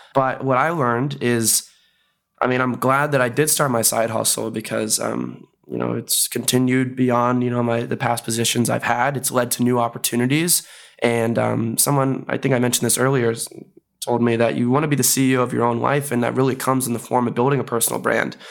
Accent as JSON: {"language": "English", "area": "Bay Area", "region": "California", "country": "United States", "also_born_or_lived": "Chicago", "moved": "as an adult", "said": "I'm originally from the Bay Area, went to school in Chicago"}